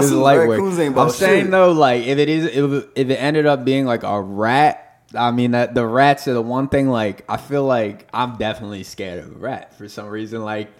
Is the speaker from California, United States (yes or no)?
no; the Poconos, Pennsylvania, United States; now in Philadelphia, United States; we're from the Poconos. We've been killing small animals our whole lives